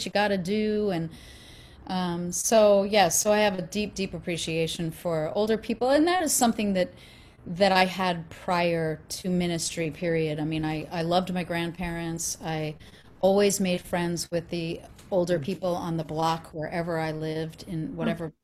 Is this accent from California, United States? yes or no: no; Long Island, New York, United States; I am an Italian from Long Island.